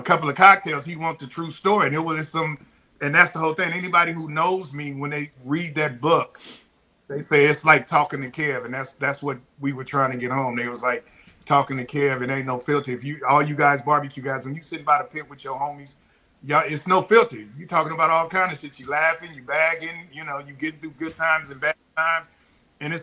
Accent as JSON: {"language": "English", "town": "Compton", "region": "California", "country": "United States", "tie": "born or raised there", "also_born_or_lived": "Corsicana, Texas", "moved": "yes", "lives_now": "Texas, United States", "said": "I'm born and raised in Compton, but I came to Corsicana every summer"}